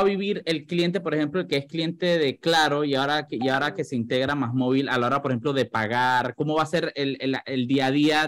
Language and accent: Spanish; La Chorrera, Panamá Oeste, Panama; moved away; Yo, yo soy de Playa Leona, directamente de Playa Leona.